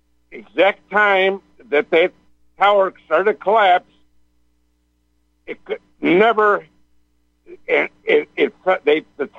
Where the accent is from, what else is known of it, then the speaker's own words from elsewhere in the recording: Chicago, Illinois, United States; We're from Chicago